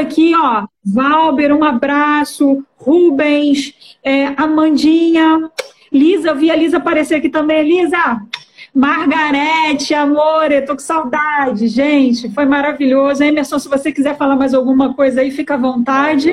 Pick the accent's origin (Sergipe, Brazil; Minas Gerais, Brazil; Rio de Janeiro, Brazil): Rio de Janeiro, Brazil; Baixada Fluminense; eu vim da Baixada Fluminense